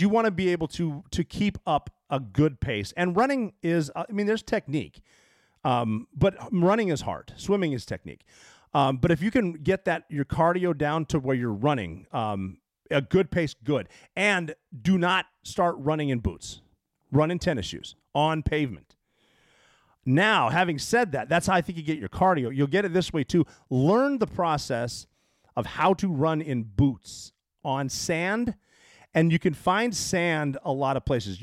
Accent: Butte, Montana, United States; moved away; I grew up in Butte.

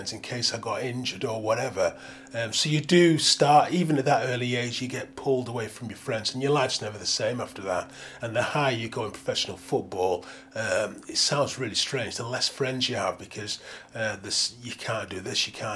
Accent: Manchester, North West England, United Kingdom; also born or lived in Moss Side, Manchester; I was born in Moss Side, but my parents moved quite quickly to Levensume where I was brought up as a kid

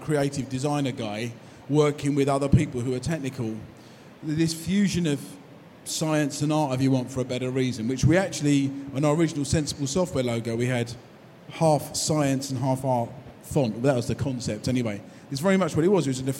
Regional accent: United Kingdom; we're all British

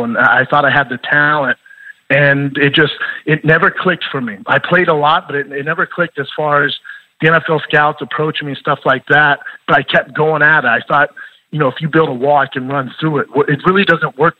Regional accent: Denver, Colorado, United States; Growing up in Denver, Colorado, and being bigger and faster than the rest of the kids in the neighborhood

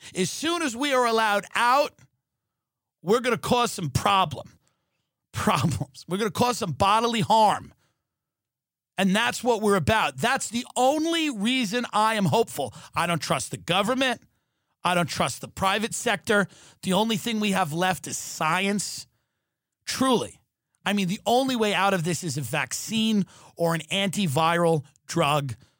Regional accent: New York, United States; moved away as an adult; now in Los Angeles, United States; as a New Yorker, as a guy that grew up in New York

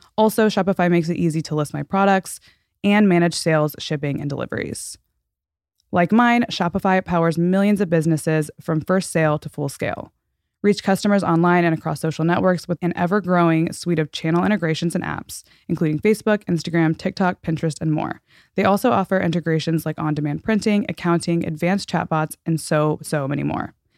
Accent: Texas, United States; also born or lived in Florida; We're from Texas

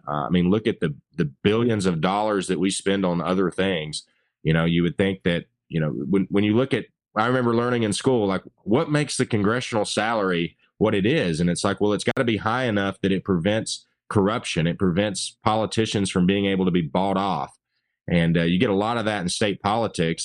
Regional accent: Northwest Georgia, United States; grew up in Northwest Georgia, um, fifth generation to live on the same mountain, so quintessential hillbilly

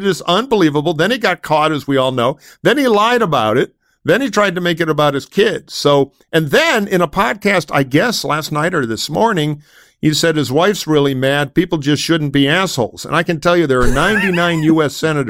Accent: Michigan, United States; That Pfizer plant, the main one, is in my home state of Michigan.

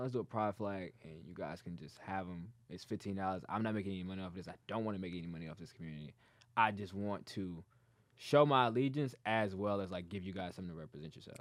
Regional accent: Dearborn, Michigan, United States; also born or lived in Detroit; I grew up in Dearborn.

